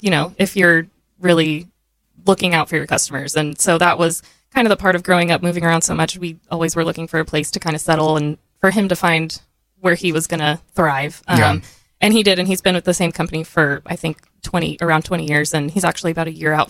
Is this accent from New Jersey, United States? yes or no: yes; New Jersey, United States; born there; So I was born in New Jersey, and I think most of my childhood early on, they were kind of trying to decide, do we want to focus on raising our family up here or go back down to Texas?